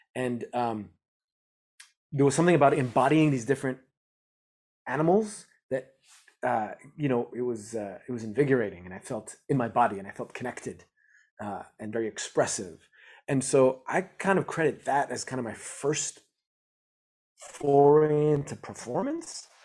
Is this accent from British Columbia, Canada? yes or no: no; Montreal, Quebec, Canada; I grew up in Montreal, Canada